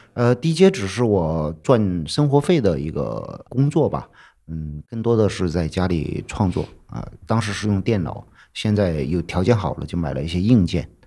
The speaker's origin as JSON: {"language": "Chinese", "town": "Chengkou", "region": "Chongqing", "country": "China", "tie": "born or raised there", "moved": "yes", "lives_now": "Chengdu, China", "said": "我老家离成都还有个七八百公里。呃，以前属于是算在那个大巴山的南边儿，也叫长口县，很小很小的一个县，现在被划到重庆去了"}